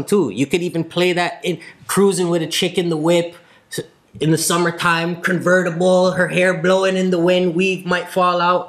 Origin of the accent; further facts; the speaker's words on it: Jamaica; I'm from Yod